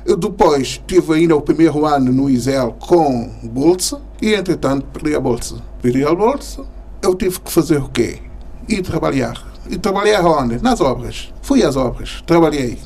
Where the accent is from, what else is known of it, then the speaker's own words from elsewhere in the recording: São Tomé & Príncipe; moved away as an adult; now in Portugal; sou santomense, de 59